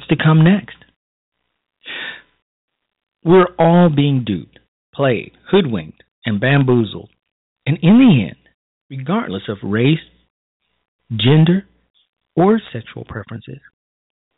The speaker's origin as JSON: {"language": "English", "town": "Chicago", "region": "Illinois", "country": "United States", "tie": "born or raised there", "said": "my hometown of Chicago"}